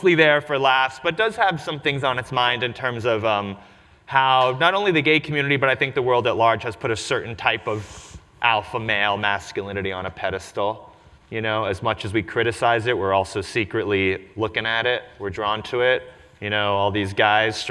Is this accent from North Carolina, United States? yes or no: no; New York City, New York, United States; I grew up in New York City, was born in Forest Hills